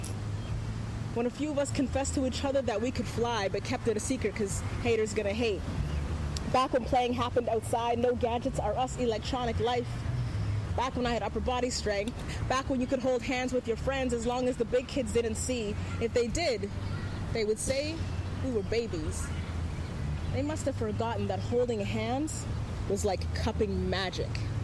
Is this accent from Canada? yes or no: yes; Antigonish, Nova Scotia, Canada; now in Toronto, Canada; I just moved to Toronto, like, several years ago from Antigonish, Nova Scotia